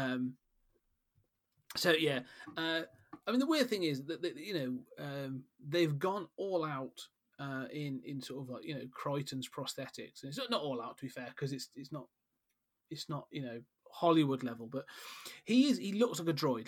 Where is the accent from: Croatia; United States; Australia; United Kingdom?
United Kingdom; We are British after all.